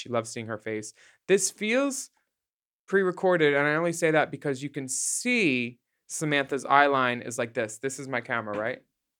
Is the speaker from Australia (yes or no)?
yes; Australia; as an Australian, like